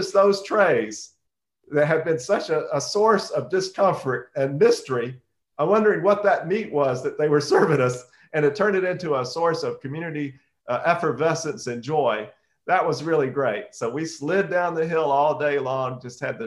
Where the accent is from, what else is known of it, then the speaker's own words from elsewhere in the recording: Alabama, United States; I grew up in the South